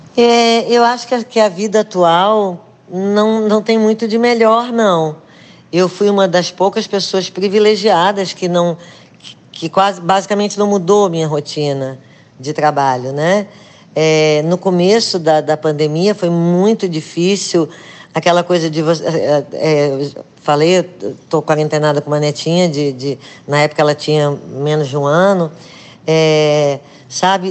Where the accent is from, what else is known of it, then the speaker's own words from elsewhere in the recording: Rio de Janeiro, Brazil; moved away; also born or lived in Recife; eu nasci no Rio de Janeiro